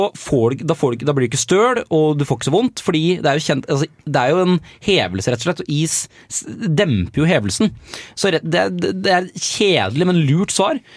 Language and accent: Norwegian; Tønsberg, Vestfold, Norway; Altså, jeg, merker jeg snakket, litt, jeg snakket litt breiere når jeg har vært hjemme